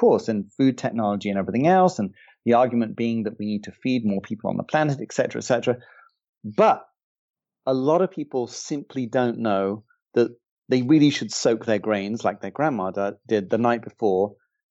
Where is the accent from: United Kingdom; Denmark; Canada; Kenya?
United Kingdom; England; I'm English